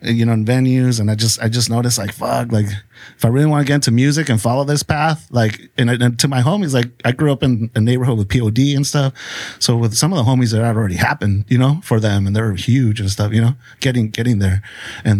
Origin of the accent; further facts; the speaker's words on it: Tijuana, Baja California, Mexico; I was born in Tijuana